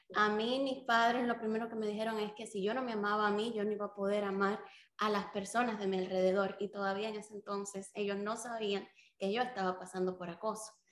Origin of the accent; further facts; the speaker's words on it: Dominican Republic; also born or lived in Cuba; Cuba me voy hacia República Dominicana, allí empiezo la escuela